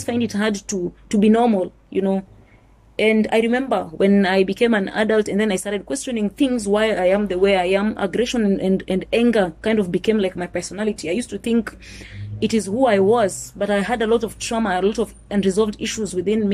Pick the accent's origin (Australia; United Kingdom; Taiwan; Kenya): Kenya; also born or lived in Nairobi, Kenya; I was born in Nairobi, but I was raised in the village by my grandparents on my mother's side